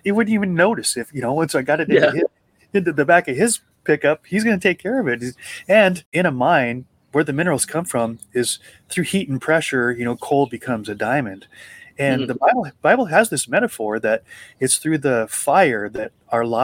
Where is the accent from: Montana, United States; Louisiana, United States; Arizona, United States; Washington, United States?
Montana, United States; also born or lived in Butte, Montana; when I grew up in Montana, we go to Butte. Butte is the city where I was born